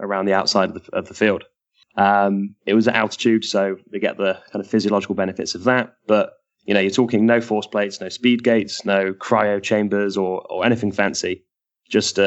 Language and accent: English; Bristol, South West England, United Kingdom; moved away as an adult; now in United States; my hometown, Bristol, where I'd been working